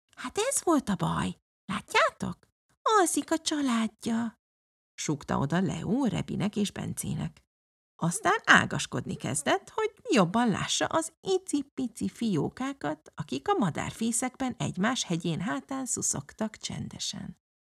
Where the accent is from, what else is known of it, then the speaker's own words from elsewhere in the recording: Budapest, Hungary; moved away as an adult; now in Lund, Sweden; budapesti gyerek vagyok